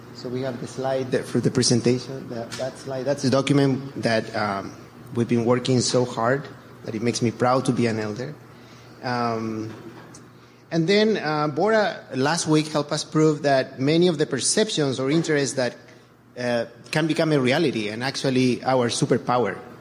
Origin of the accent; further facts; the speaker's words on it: Chile; moved away as an adult; now in United States; I was born and raised in Chile, and um, only later in life I came to the, the United States